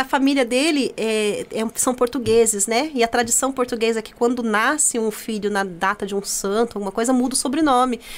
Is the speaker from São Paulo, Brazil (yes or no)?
yes; Itaquaquecetuba, São Paulo, Brazil; also born or lived in Jundiapeba, Mogi das Cruzes; now in Mogi das Cruzes, Brazil; Eu sou de Taquaquecetuba